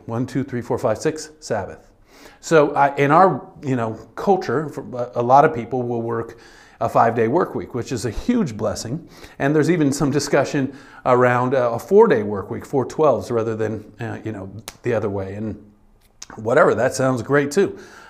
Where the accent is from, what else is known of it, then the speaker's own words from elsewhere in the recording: United States; This is something that we resist as humans, but especially as American humans. We resist your word very strongly here as a culture, and even as a church.